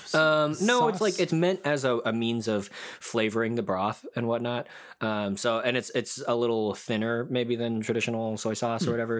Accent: Dallas, Texas, United States; I think of Dallas as my hometown

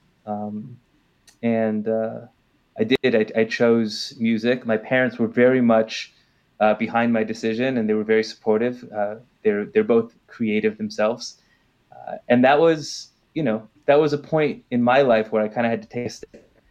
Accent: Los Angeles, California, United States; born or raised there; now in Jerusalem, Israel

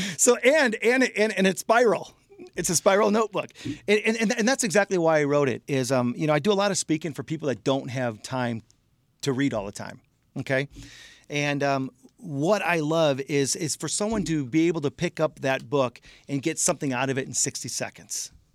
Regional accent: Michigan, United States; I'm out in California, we're from Michigan

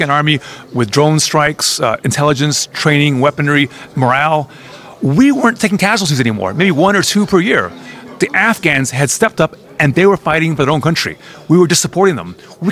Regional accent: United States

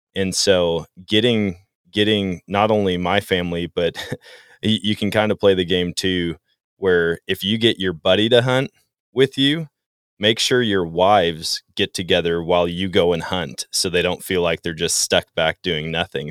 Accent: Wisconsin, United States; growing up in Wisconsin

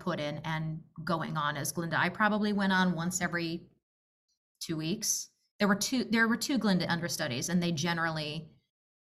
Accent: Chicago, Illinois, United States; Chicago, which was my hometown

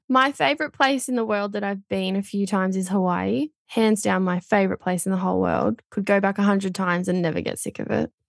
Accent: Port Macquarie, New South Wales, Australia; I grew up in a little town called Bonny Hills, just out of Port Macquarie, um, in New South Wales on the beach

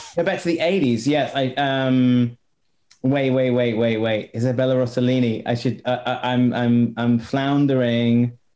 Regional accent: United Kingdom; I'm as a Brit

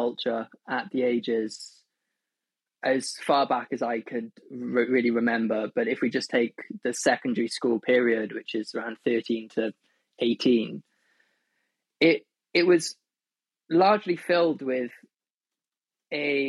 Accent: Wales, United Kingdom; where I grew up in Wales

